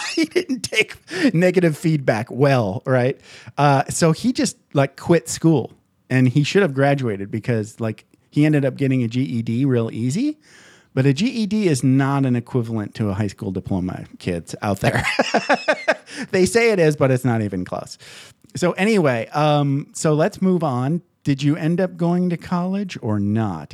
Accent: Michigan, United States; I grew up in Michigan

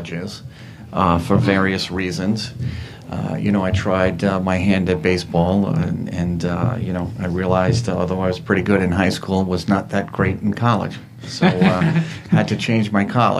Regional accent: Levittown, New York, United States; I grew up in Levittown.

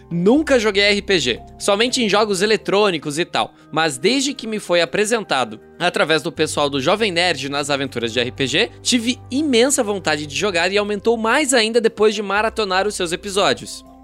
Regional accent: Seropédica, Rio de Janeiro, Brazil; tenho 24 anos, sou de Seropédica, Rio de Janeiro.

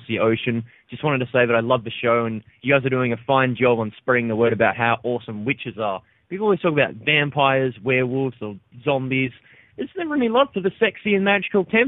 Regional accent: Australia; I'm Australian, not British

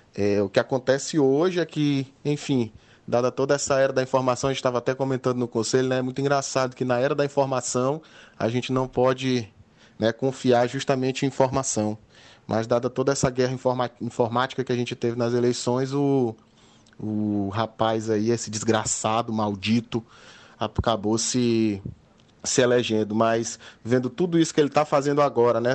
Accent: Maranhão, Brazil; also born or lived in Piauí; eu sou, nasci no Piauí e sou do Maranhão

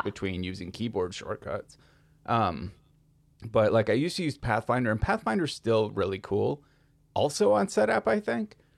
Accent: Minnesota, United States; As a Minnesotan

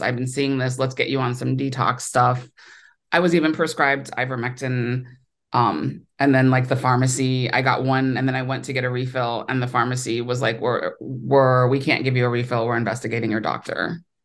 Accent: Ohio, United States; moved away as an adult; also born or lived in New York; now in Los Angeles, United States; I grew up in Ohio, so I'm a Midwestern

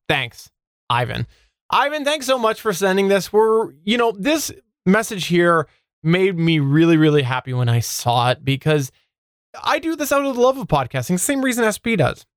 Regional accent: Canada; I'm Canadian

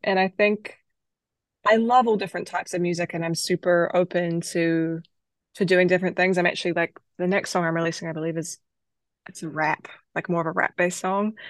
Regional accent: New Zealand; now in United States; I grew up in New Zealand, and my dad was a musician

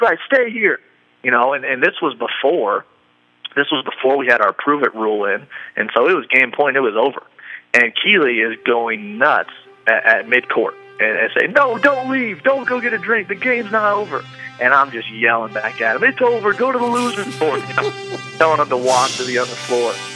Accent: Iowa, United States; we grew up in in Iowa

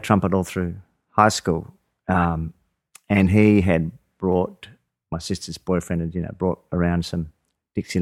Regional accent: Adelaide, South Australia, Australia; I grew up in Adelaide.

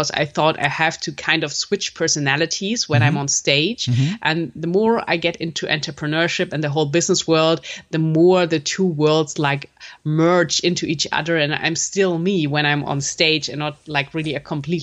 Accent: Germany; also born or lived in Munich; I'm born in German. I lived my whole life so far in German

